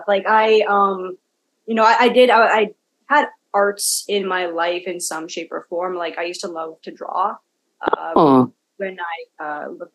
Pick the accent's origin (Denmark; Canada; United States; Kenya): Canada; Kelowna, British Columbia; also born or lived in Ladner; I'm third generation Canadian. I grew up in Kelowna